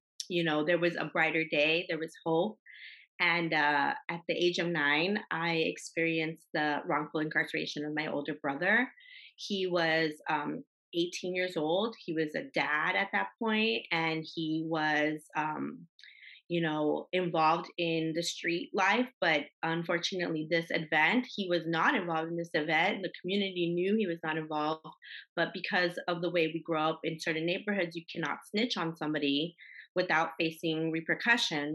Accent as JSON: {"language": "English", "town": "Los Angeles", "region": "California", "country": "United States", "tie": "born or raised there", "said": "I grew up in Los Angeles"}